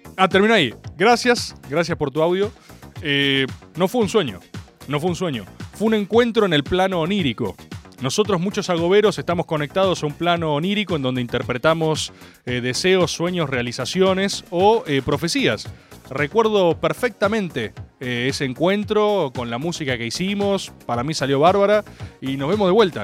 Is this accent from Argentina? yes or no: yes; Argentina; como compatriotas, como argentinos